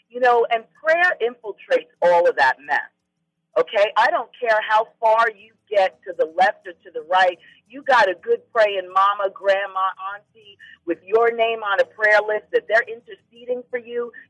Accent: New York, United States; also born or lived in Anchorage; now in Alaska, United States; I was born and raised in New York. I'm used to more happening, more going on.

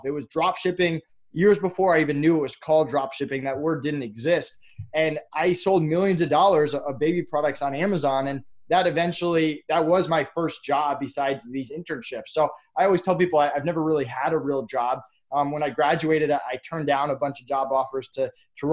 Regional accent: Massachusetts, United States; I grew up in Massachusetts.

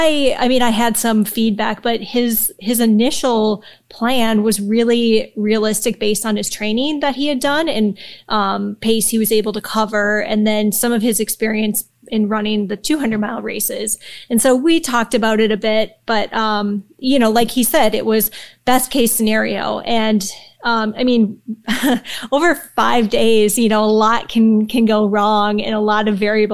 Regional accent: Minnesota, United States; I'm also from Minnesota, and I grew up hiking the Superior Hiking Trail

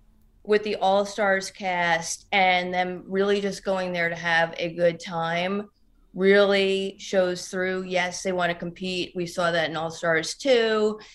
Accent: New Jersey, United States; I'm from New Jersey. Everything bothers me.

